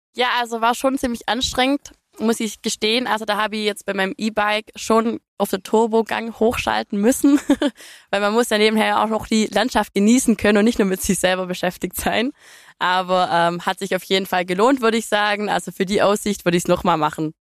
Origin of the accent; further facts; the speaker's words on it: Dürmentingen, Baden-Württemberg, Germany; meinem Heimatdorf Dürmting